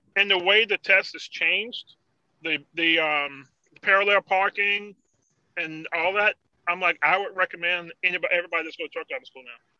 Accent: Emporia, Virginia, United States; I'm from Emporia

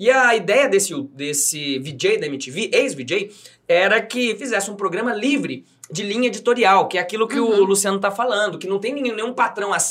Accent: Bom Sucesso, Brazil; uma mulher que veio lá da minha terra, lá de bom sucesso

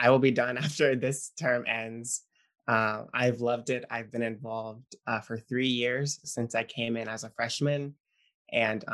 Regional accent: West Monroe, Louisiana, United States; I am from West Monroe, Louisiana, in the northern part of the state, northeast

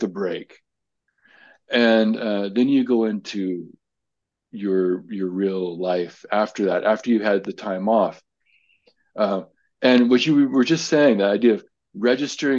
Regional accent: United States; I'm an American

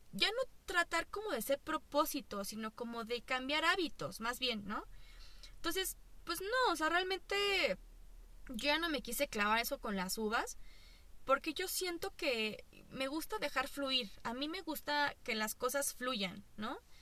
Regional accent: Mexico; also born or lived in Toluca; así somos nosotros, así somos los pinches mexicanos

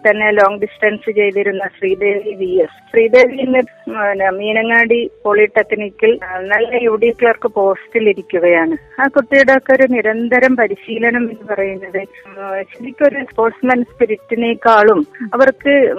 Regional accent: Vadakara, Kerala, India; ഞാൻ വടകരയാണ് എന്റെ വീട്

